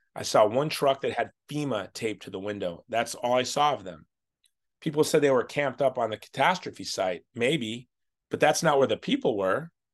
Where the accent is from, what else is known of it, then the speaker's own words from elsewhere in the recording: Hawaii, United States; obviously I'm from Hawaii. I'm a conservative Republican from Hawaii